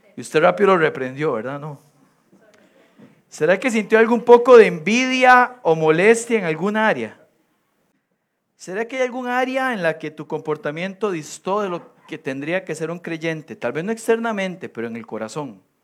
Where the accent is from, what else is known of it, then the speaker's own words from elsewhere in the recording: Costa Rica; yo soy de Costa Rica